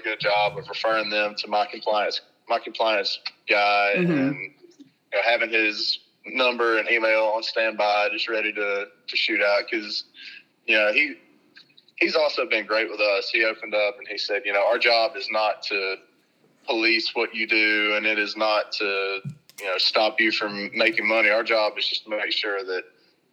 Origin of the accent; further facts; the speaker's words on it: Kentucky, United States; I'm from Kentucky